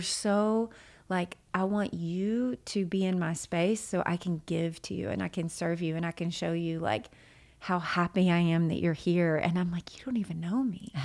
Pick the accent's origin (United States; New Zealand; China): United States; Jonesboro, Arkansas; moved away as an adult; also born or lived in Nashville, Tennessee; now in Jonesboro, United States; I grew up in Arkansas